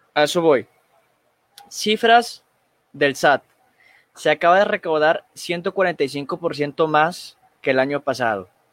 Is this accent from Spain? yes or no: no; Mexico; como mexicanos